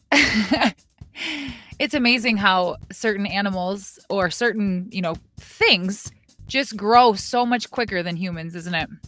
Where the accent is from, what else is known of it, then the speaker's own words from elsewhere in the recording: South Dakota, United States; I'm from South Dakota. The coyote is our state animal